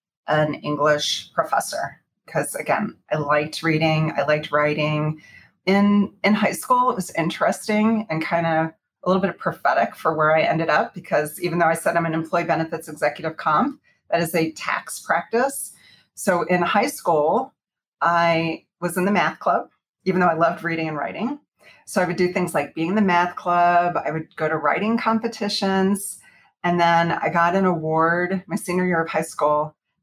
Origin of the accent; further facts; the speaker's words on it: Houston, Texas, United States; also born or lived in Arlington, Texas / Fort Worth, Texas; So I grew up in Texas, in Houston, Texas, for the most part, although I did go to college at Texas Christian University in Fort Worth. So I grew up in Houston, and then a little bit in Arlington, and then Fort Worth.